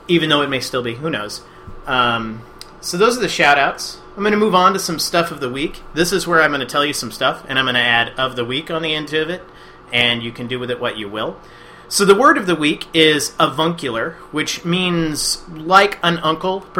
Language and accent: English; Indiana, United States; moved away as an adult; now in Minnesota, United States; I'm originally from Indiana. Those were my stomping grounds. That's where I grew up.